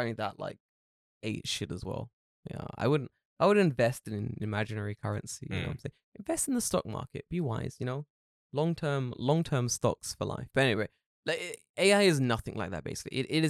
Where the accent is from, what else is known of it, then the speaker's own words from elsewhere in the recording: California, United States; now in Japan; I have no personality outside of being from California.